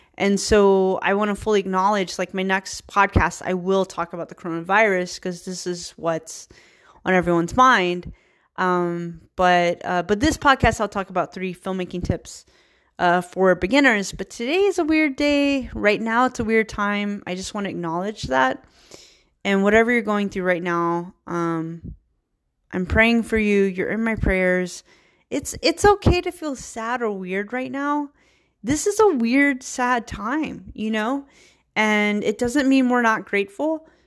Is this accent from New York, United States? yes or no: no; Virginia, United States; moved away as an adult; also born or lived in Richmond, Virginia; now in San Francisco, United States; I'm a hillbilly from Virginia